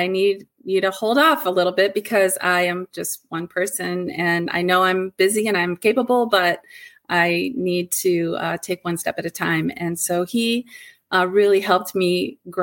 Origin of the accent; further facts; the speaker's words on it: Ohio, United States; moved away as an adult; also born or lived in Michigan; I made a move from my home state, which is Ohio, to Michigan.